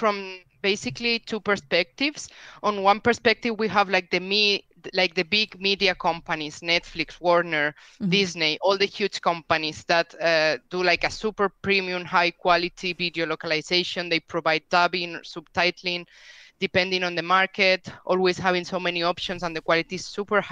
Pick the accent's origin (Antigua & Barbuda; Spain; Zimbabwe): Spain; first language Spanish; English is a second language; I'm from Spain. I live in Spain. My native language is Spanish, as you can tell from my accent.